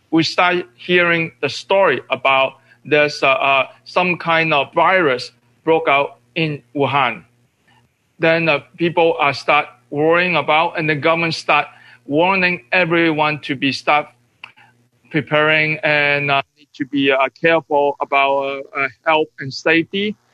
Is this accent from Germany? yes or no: no; Hong Kong; moved away; the so-called revolution in Hong Kong, my hometown.